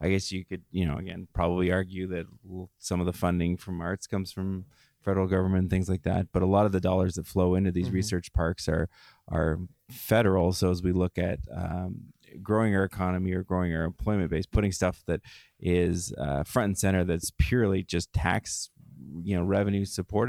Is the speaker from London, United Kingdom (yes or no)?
yes; London, United Kingdom; as a Londoner, it takes us sort of 3 or 4 minutes to explain why our city's great.